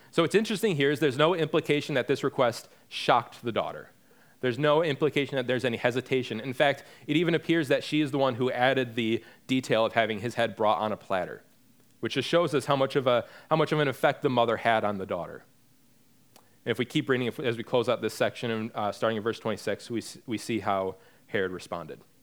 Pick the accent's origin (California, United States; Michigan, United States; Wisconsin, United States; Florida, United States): Michigan, United States; moved away as an adult; now in North Carolina, United States; we're from Michigan, and back in twenty sixteen, we made the decision that we were gonna move from Michigan down here to North Carolina